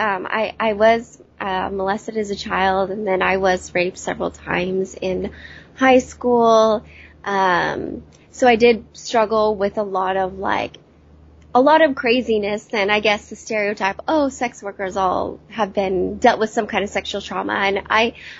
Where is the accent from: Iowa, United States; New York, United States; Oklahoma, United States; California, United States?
California, United States; Yuba City; now in San Diego, United States; I'm originally from Northern California. I'm now in San Diego